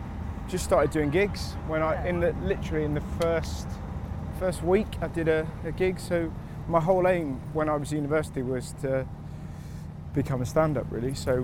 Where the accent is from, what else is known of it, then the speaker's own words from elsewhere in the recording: Bristol, South West England, United Kingdom; Like, I'm from Bristol, but we moved around.